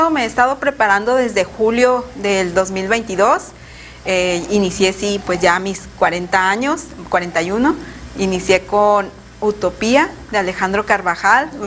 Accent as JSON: {"language": "Spanish", "region": "Colima", "country": "Mexico", "said": "Bueno, yo soy originaria de Colima"}